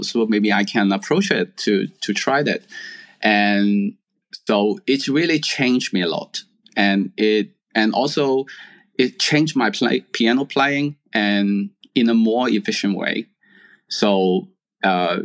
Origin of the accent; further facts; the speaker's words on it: Hong Kong; also born or lived in mainland China; I have to go back to where I born to apply the university. So I go back to Hong Kong